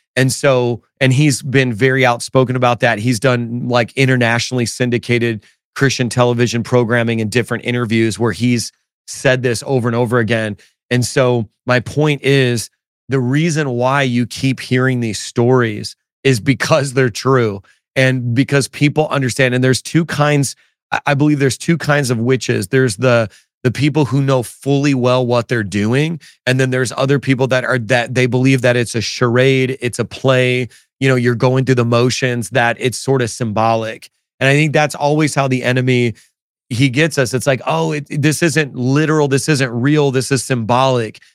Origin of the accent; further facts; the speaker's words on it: Chicago, Illinois, United States; now in New York City, United States; I'm originally from Chicago area